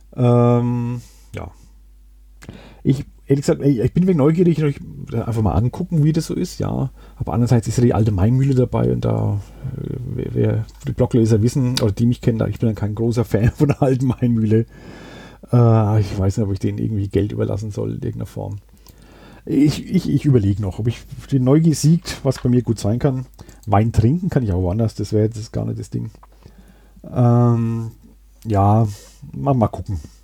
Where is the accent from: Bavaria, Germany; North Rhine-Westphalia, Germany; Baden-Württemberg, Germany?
Bavaria, Germany; Würzburg; also born or lived in Sanderau, Würzburg; ich habe auch einen starken Bezug zu Grumbühl, obwohl ich jetzt schon äh, über zehn Jahre in der Sandau wohne. Aber da war sehr lang äh, meine Heimat